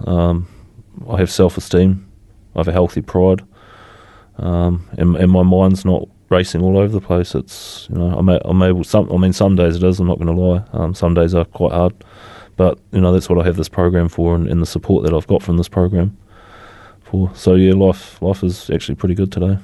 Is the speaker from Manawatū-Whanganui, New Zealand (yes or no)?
no; Christchurch, Canterbury, New Zealand; also born or lived in Motueka / Dunedin; I was born here in Christchurch. Um, I lived my teenage years in Motueka and I spent the last fifteen years previous to coming back to Christchurch in Dunedin.